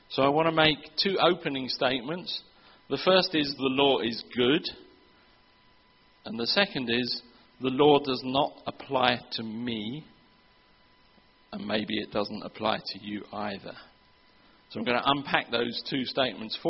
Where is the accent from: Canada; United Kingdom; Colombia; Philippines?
United Kingdom; England; moved away; I'm from England